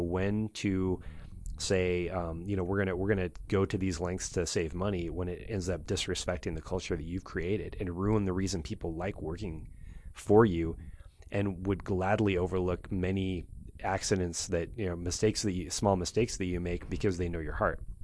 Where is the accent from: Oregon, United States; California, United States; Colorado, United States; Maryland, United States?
Oregon, United States; I'm from Oregon